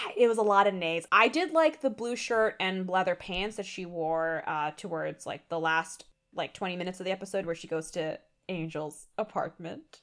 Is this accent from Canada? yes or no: no; India; as an Indian